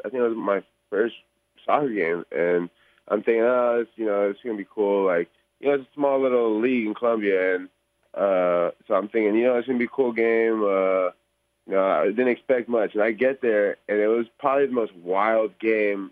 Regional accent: Bay Area, California, United States; I'm from the Bay Area

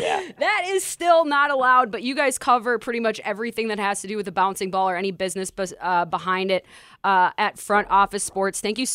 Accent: Minnesota, United States; now in Las Vegas, United States; I'm from Minnesota

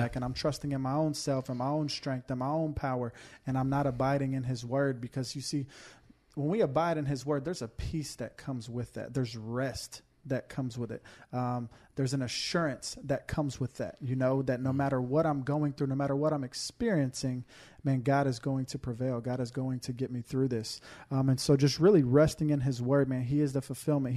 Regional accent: Houston, Texas, United States; moved away; I'm from Houston, Texas, you know, greatest city in the greatest state

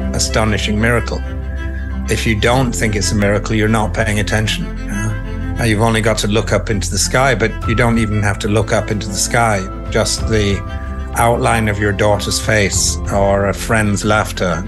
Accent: Yorkshire and the Humber, United Kingdom; I grew up in Yorkshire

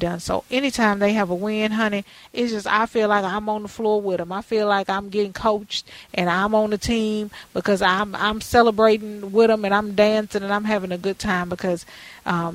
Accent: Houston, Texas, United States; now in Minneapolis, United States; I grew up in Houston, where I am right now doing this show

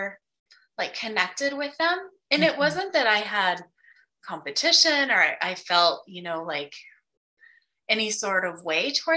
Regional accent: Wyoming, United States; I grew up in Wyoming

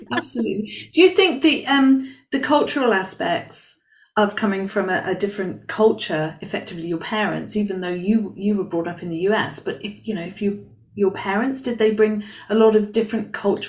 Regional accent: United Kingdom; now in Spain; I live in Spain now. I'm British and I live in Spain. I've lived in other countries.

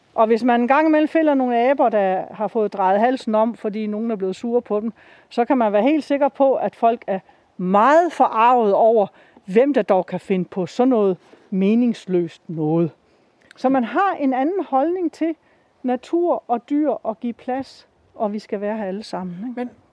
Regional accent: Denmark; det, vi har herhjemme i Danmark

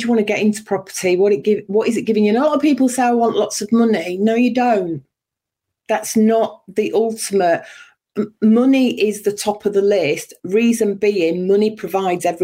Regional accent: Yorkshire and the Humber, United Kingdom; moved away as an adult; also born or lived in Berkshire; I was born in Yorkshire, and at the age of 19, just shy of 20, I moved down south to get a job

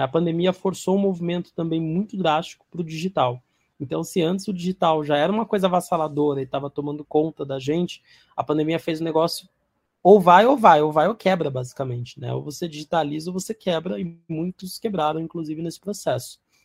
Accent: São Paulo, Brazil; vim da periferia de São Paulo

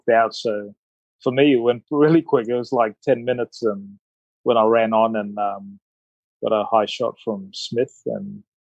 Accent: Australia; when I was playing and growing up in Australia, I had this goal to play for Australia. Um, you know, arriving when I was eight

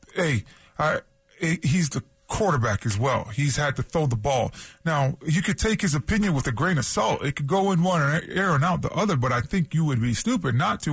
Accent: Toronto, Ontario, Canada; moved away; also born or lived in San Diego; as a kid, you know, growing up in Toronto

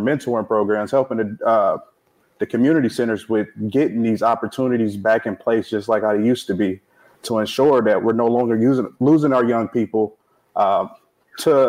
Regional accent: Peoria, Illinois, United States; born and raised in the First District all my life

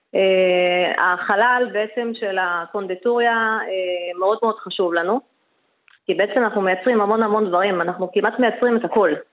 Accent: Yeruham, Southern District, Israel; moved away as an adult; now in Eilat, Israel; אני במקור מירוחם

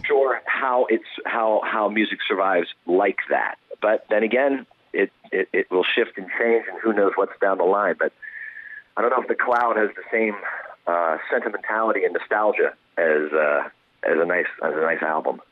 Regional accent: Pennsylvania, United States; now in California, United States; I, I grew up in Pennsylvania

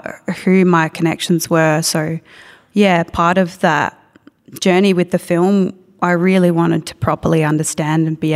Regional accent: Melbourne, Victoria, Australia; also growing up in Nam

